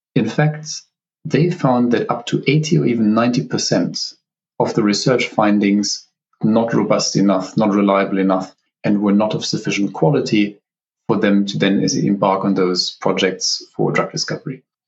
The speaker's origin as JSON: {"language": "English", "region": "Southern Germany", "country": "Germany", "tie": "born or raised there", "also_born_or_lived": "Oxford, United Kingdom", "moved": "yes", "said": "I'm from Germany originally. So, I grew up kind of in the very southern part of the country"}